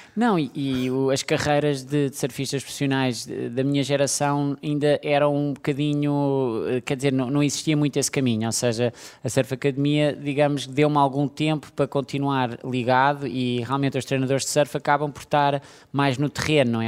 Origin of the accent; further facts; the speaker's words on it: Portugal; todos nós, de alguma maneira, como portugueses